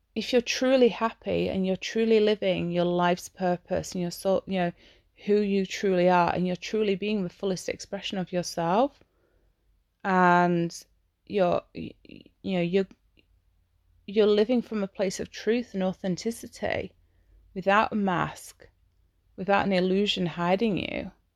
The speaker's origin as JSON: {"language": "English", "region": "Yorkshire and the Humber", "country": "United Kingdom", "said": "I'm English. I'm from Yorkshire."}